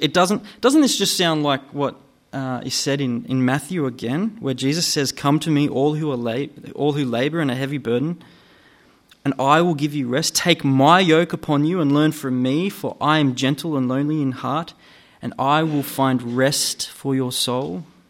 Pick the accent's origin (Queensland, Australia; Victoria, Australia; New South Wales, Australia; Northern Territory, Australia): New South Wales, Australia; Gunnedah; now in Newcastle, Australia; I grew up in Gunnedah, out west, about four and a half hours northwest from here